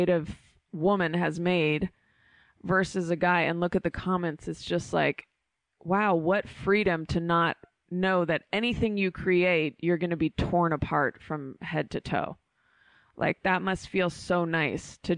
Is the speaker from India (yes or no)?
no; Bay Area, California, United States; I grew up in the Bay Area